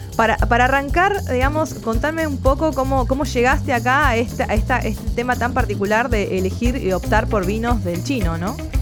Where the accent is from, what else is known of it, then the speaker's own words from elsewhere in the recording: Tucumán, Argentina; moved away; yo soy tucumana